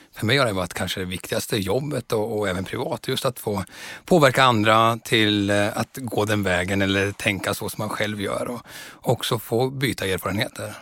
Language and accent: Swedish; Östergötland, Sweden; moved away as an adult; also born or lived in Stockholm; Jag växte upp på landet mellan Norrköping och Söderköping så jag är en sann östgöte.